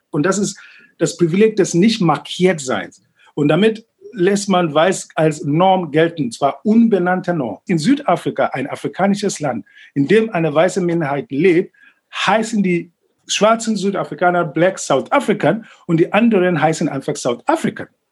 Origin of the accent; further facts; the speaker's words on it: Ghana; now in Berlin, Germany; in Ghana, wo ich aufgewachsen bin